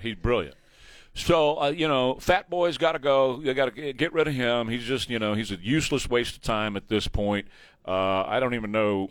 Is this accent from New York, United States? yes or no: no; San Antonio, Texas, United States; I grew up in San Antonio